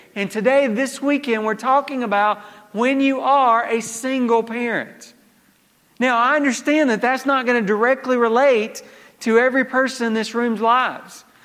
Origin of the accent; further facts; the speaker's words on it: Georgia, United States; moved away; growing up in Georgia